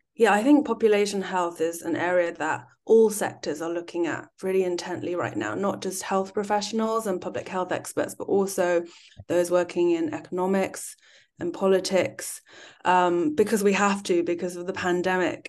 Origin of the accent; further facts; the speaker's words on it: United Kingdom; also born or lived in China; having lived and worked both in the U K and China and being British Chinese